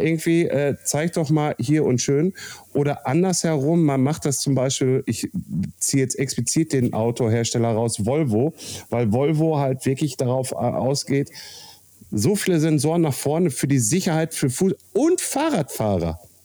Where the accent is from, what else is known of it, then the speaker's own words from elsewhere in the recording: Castrop-Rauxel, North Rhine-Westphalia, Germany; Heimatstadt Kassel-Brauxel